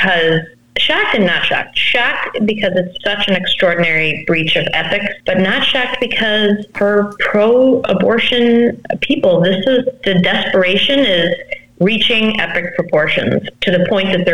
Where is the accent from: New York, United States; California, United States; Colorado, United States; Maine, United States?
Colorado, United States; Colorado, my home state